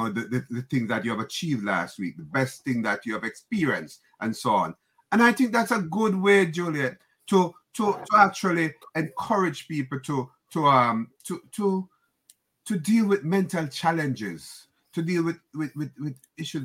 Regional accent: Jamaica; now in New York, United States; I'm from the Caribbean, Jamaica

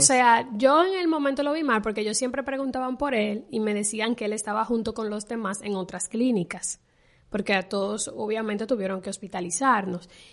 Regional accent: Dominican Republic; en mi país, en República Dominicana, se le dice pelo

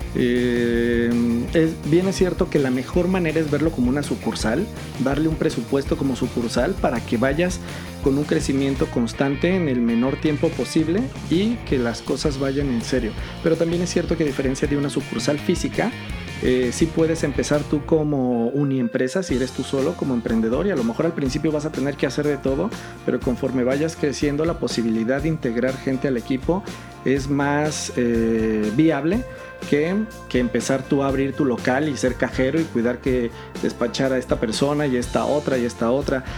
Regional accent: Mexico; Yo soy mexicano, eh, ciudadano del mundo, nacido en México y muy orgulloso mexicano

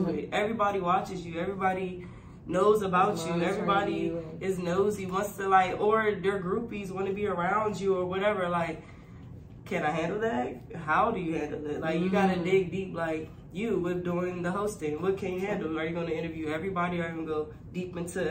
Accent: Prince George's County, Maryland, United States; PG, Maryland. Yes. born, raised here, about to turn 28 next month. So I've been here my whole life

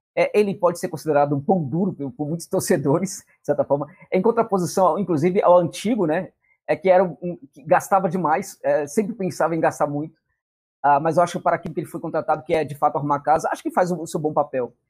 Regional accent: Brazil; eu era brasileiro

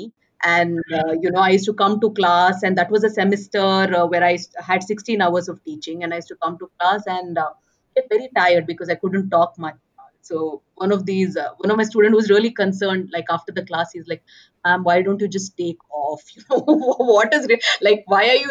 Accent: Bangalore, Karnataka, India; moved away as an adult; now in Manipal, India; born and brought up in Bangalore.

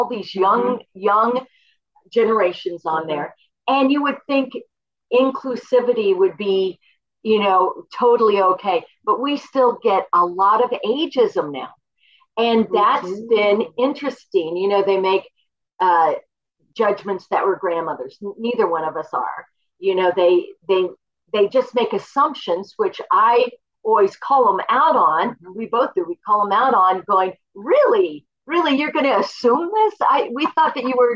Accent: Boulder, Colorado, United States; also born or lived in Oklahoma; Oklahoma, but I grew up in Boulder

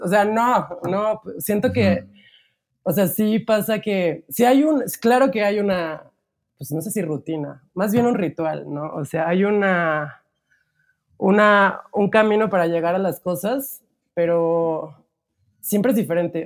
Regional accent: Cuautla, Morelos, Mexico; yo crecí en una ciudad que se llama Cuautla, que nadie ubica, pero siempre digo cerca de Cuernavaca

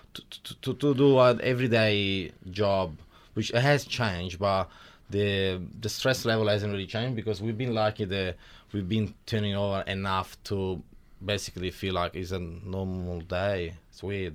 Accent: Milan, Lombardy, Italy; accent: Italian; moved away as an adult; now in Wodonga, Australia; I was born in Italy about thirty-two years ago in Milan.

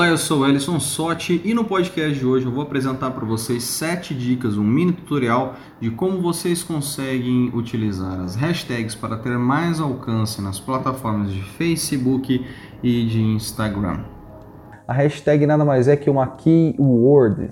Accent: Paraná, Brazil; eu sou da região do Paraná

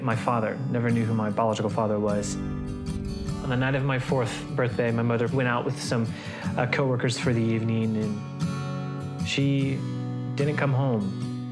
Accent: Flint, Michigan, United States; now in Portland, United States; I was born in Flint, Michigan, to just my mother

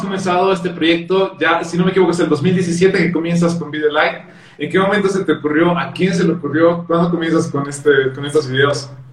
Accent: Bolivia; acá de Bolivia

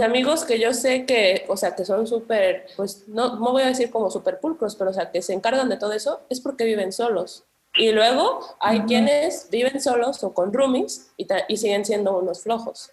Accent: Colima, Mexico; also born or lived in Guadalajara, Jalisco; Hice toda la secundaria y prepa en Colima. Entonces soy como bueno, me considero más colimense que tapatía, pero soy, soy la fusión.

